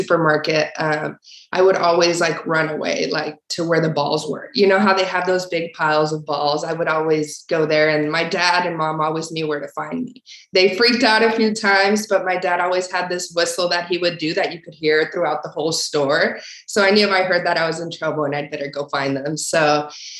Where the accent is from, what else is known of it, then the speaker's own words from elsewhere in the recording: Torreón, Coahuila, Mexico; moved away; also born or lived in El Paso, Texas, United States; I was born in Torreón, Coahuila, Mexico, which is like the northern part of Mexico